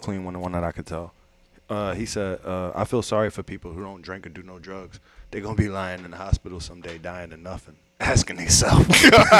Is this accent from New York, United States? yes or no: no; Philadelphia, Pennsylvania, United States; I'm from Philly